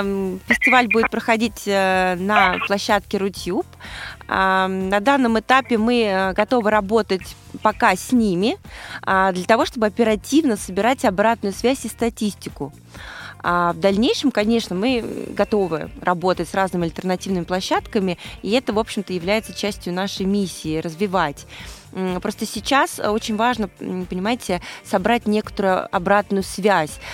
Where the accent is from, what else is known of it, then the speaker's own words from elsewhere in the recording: Moscow, Russia; я из Москвы